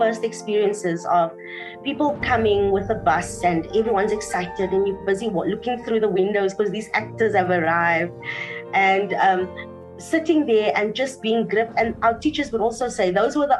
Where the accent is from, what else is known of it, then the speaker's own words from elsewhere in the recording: Cape Town, Western Cape, South Africa; moved away as an adult; also born or lived in Humansdorp, Eastern Cape; now in Johannesburg, South Africa; I was born there and raised in Cape Town. So when I was 1 year old, my parents moved to Cape Town, and that's where I had most of my upbringing, my schooling and everything